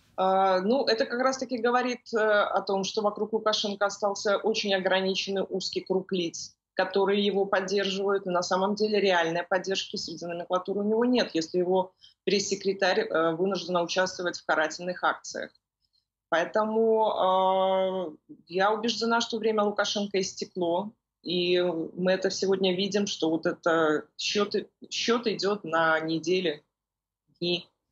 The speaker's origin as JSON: {"language": "Russian", "country": "Belarus", "said": "в нашей стране"}